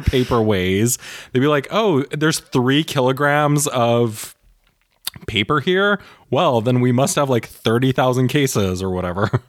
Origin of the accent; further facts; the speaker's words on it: Canada; now in Germany; I grew up in Canada